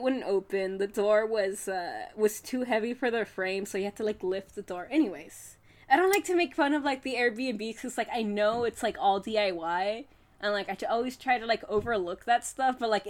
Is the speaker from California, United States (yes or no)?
yes; the Bay Area, California, United States; I'm from the Bay.